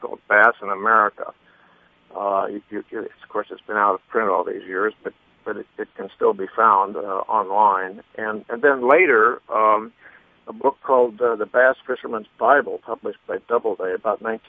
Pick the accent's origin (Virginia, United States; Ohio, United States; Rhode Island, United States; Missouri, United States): Ohio, United States; Columbus; moved away; I was from Columbus